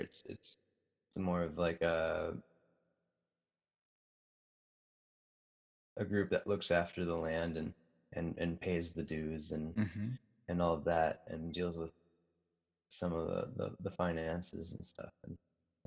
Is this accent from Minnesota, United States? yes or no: yes; Minneapolis–Saint Paul, Minnesota, United States; moved away; I grew up in the Twin Cities. I have family here.